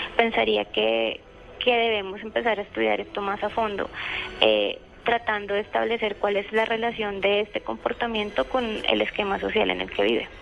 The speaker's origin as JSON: {"language": "Spanish", "country": "Colombia"}